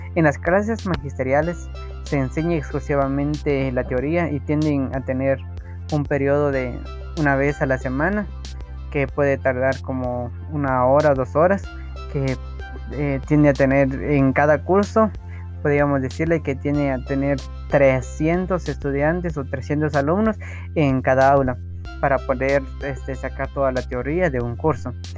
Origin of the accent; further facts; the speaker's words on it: Santiago Chimaltenango, Huehuetenango, Guatemala; Soy de Santiago Chimaltenango, del departamento de Otenango, del país de Guatemala